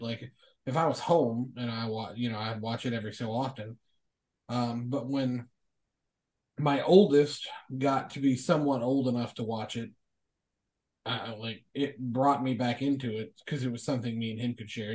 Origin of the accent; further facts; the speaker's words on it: Kentucky, United States; I am from Kentucky. My uh, my stepfather's family raised